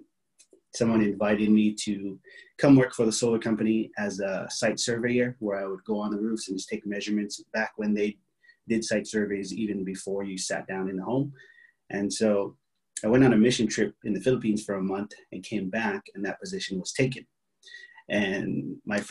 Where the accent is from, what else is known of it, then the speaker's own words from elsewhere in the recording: Hawaii, United States; moved away as an adult; now in San Diego, United States; I was born and raised in Hawaii